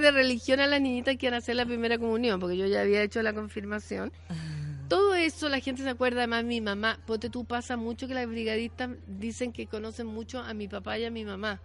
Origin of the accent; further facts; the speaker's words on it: Chile; como chilenas y chilenos